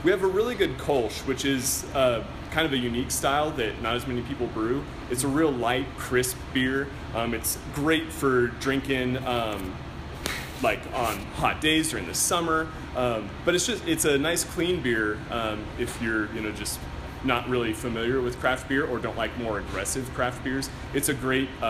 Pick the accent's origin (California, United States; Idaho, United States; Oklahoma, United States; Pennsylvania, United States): Idaho, United States; Craigmont; also born or lived in Moscow, Idaho; we grew up in Craigmont, which is about like an hour south of here up on the prairie.